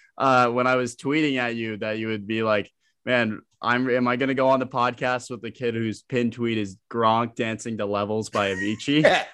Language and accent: English; Massachusetts, United States; now in Tampa, United States; I'm from Massachusetts, living in Tampa.